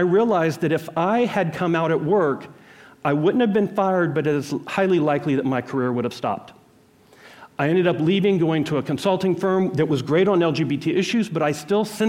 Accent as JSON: {"language": "English", "town": "Jackson", "region": "Mississippi", "country": "United States", "tie": "born or raised there", "said": "I was born in Jackson, Mississippi in 1966"}